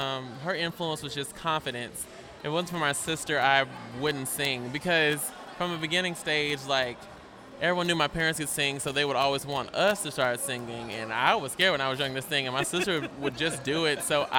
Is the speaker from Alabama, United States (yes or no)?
yes; Alabama, United States; also born or lived in Mississippi; I was born in Mississippi, and I was raised in Alabama.